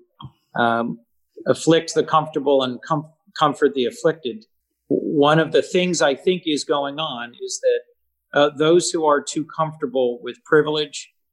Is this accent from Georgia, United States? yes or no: no; Delaware, United States; born or raised there